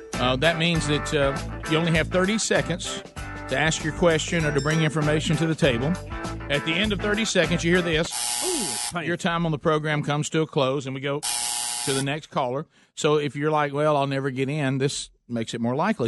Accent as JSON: {"language": "English", "town": "Oxford", "region": "Alabama", "country": "United States", "tie": "born or raised there", "said": "Oxford, Alabama, my hometown"}